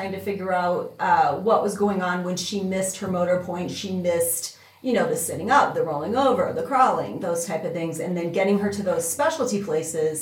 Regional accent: Niles, Michigan, United States; moved away as an adult; also born or lived in Big Rapids, Michigan; now in Colorado, United States; I'm from Niles, which is right above South Bend, Notre Dame, and my mom worked for the University of Notre Dame for her career

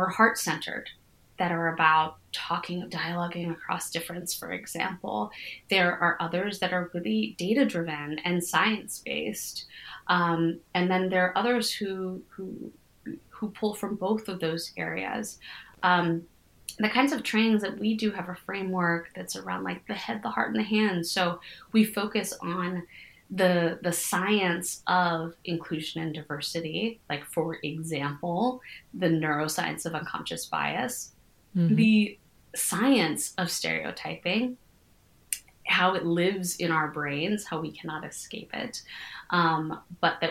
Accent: United States; my experience of being an American is both like being a privileged person

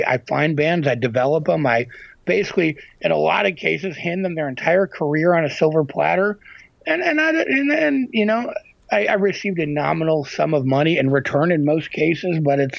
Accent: Midwest, United States; I mean, look, I'm from the Midwest, and I've worked in, you know, again, my whole life, I'm from a small town where everybody likes to talk shit.

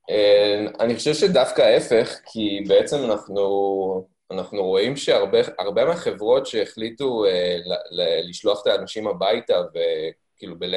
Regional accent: United States; also born or lived in Africa; now in Haifa, Israel; אני בעצם יחסית חדש לחיפה, למרות שהמקורות שלי הם פה, אבל אה, גדלתי לרוב בחו"ל, בארצות הברית ובאפריקה, והגעתי לארץ לפני בערך 11-12 שנים

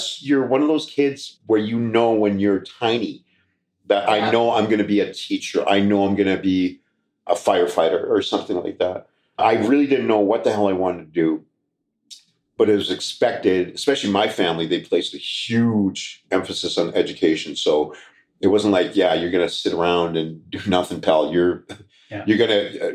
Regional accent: Regina, Saskatchewan, Canada; moved away as an adult; also born or lived in Duck Lake, Saskatchewan; now in Calgary, Canada; I was born in Saskatoon, but I was raised in Regina. So I'm a Saskatchewan boy.

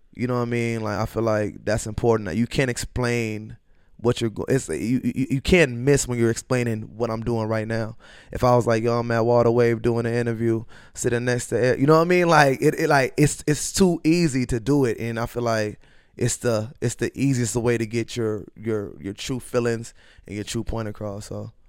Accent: Minneapolis, Minnesota, United States; also born or lived in Norman, Oklahoma / Macedonia / Los Angeles; I grew up in North Minneapolis.

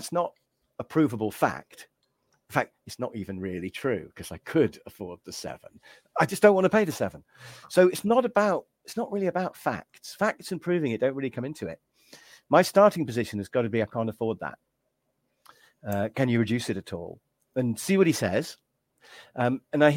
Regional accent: England, United Kingdom; me being English

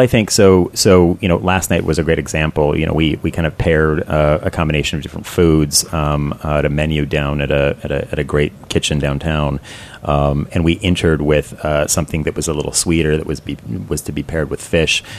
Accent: Seattle, Washington, United States; now in Columbus, United States; I'm originally from Seattle

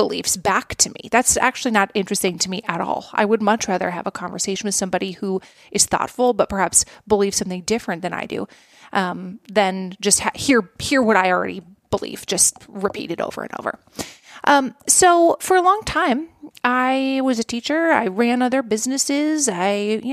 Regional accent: Minnesota, United States; I like Minnesota. That's where I'm from

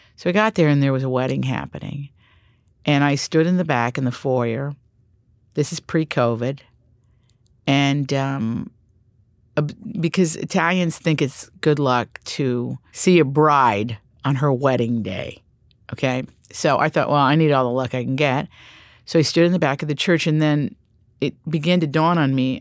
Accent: Appalachia, United States; I grew up in Appalachia

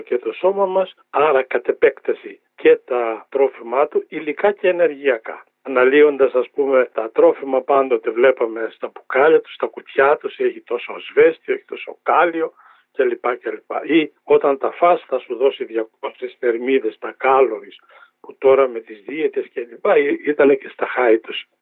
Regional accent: Drama, Eastern Macedonia and Thrace, Greece; moved away; την ιδιαίτερη πατρίδα μου, τη Δράμα πάω στο χωριό μου

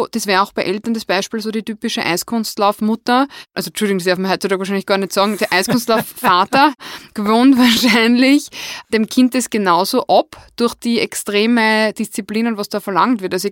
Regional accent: Wels, Upper Austria, Austria; ich bin ja aus Wels

